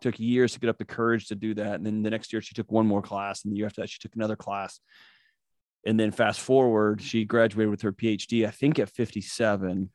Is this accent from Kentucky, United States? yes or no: no; Houston, Texas, United States; I was born and raised in Houston, Texas